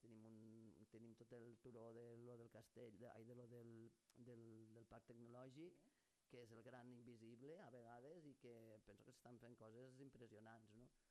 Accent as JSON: {"language": "Catalan", "town": "Lleida", "region": "Catalonia", "country": "Spain", "said": "com a lleidatana"}